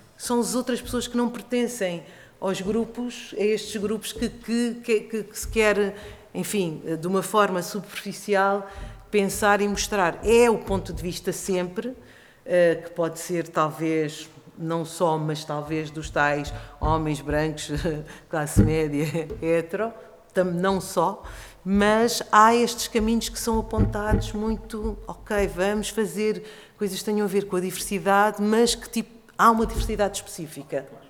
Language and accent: Portuguese; Portugal; also born or lived in Africa; eu trabalho muito, tenho trabalhado nos últimos anos muito em África, onde eu nasci, mas que toda a minha vida eu vivi em Portugal